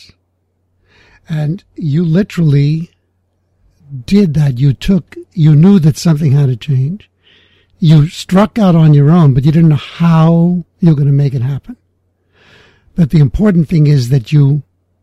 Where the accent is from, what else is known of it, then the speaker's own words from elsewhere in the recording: New York, United States; I'm from New York